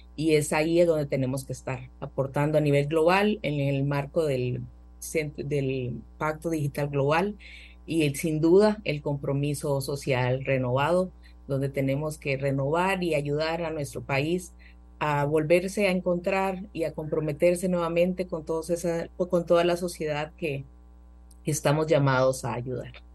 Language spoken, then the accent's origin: Spanish; Costa Rica; soy una ciudadana costarricense